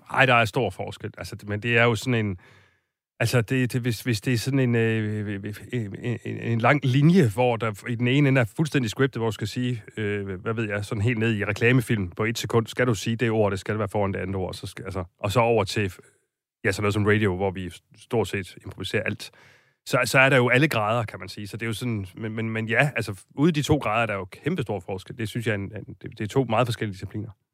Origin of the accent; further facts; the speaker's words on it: Silkeborg, Central Denmark Region, Denmark; i Silkeborg, hvor jeg kommer fra